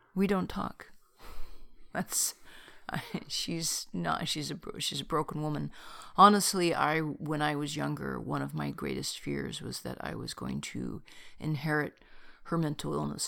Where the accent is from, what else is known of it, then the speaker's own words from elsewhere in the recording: Bay Area, California, United States; I was born in California and the Bay Area